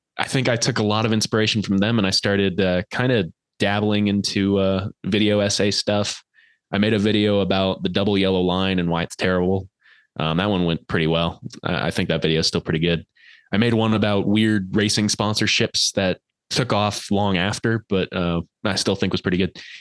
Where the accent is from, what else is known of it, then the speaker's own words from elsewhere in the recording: Colorado, United States; I'm actually from Colorado.